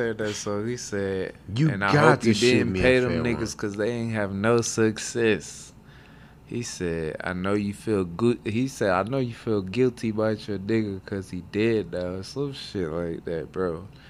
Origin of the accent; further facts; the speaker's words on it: the South, United States; I'm really from the South, bro.